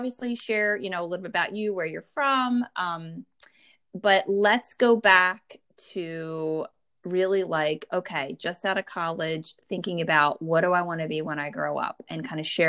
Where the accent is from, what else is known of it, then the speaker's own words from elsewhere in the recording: New Jersey, United States; I'm from the Northeast, and I grew up in New Jersey